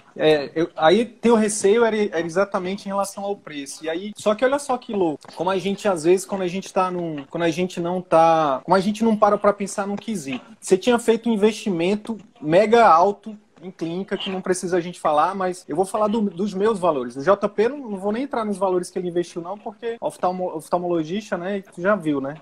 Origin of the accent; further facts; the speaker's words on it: Northeast Region, Brazil; eu sou nordestino na verdade